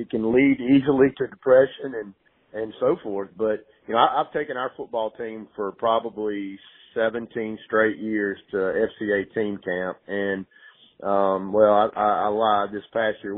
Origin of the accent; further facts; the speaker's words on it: Greenwood, South Carolina, United States; moved away as an adult; also born or lived in Clemson, South Carolina; I was born and raised in Greenwood, South Carolina